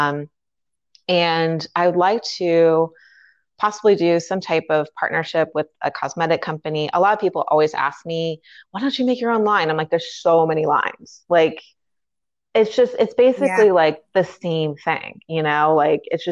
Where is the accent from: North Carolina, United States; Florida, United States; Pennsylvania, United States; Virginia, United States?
Virginia, United States; Fairfax; moved away as an adult; now in Washington, D.C., United States; I'm actually born and raised in Fairfax, and I just actually never ended up leaving